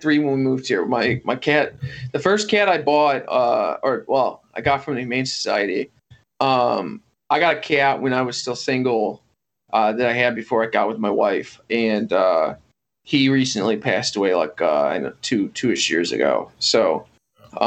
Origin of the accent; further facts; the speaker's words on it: Bloomington, Illinois, United States; I'm from Bloomington